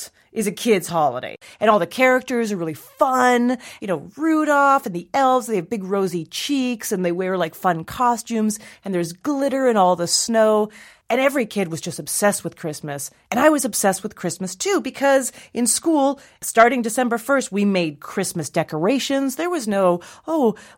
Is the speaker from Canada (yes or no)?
yes; Calgary, Alberta, Canada; I am Jewish, and I grew up in Calgary, Alberta, Canada, which is not a very Jewish place